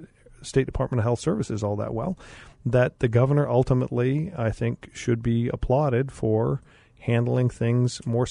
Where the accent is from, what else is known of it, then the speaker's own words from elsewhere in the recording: Arizona, United States; I am so glad we're from Arizona. I am so glad we live in Arizona.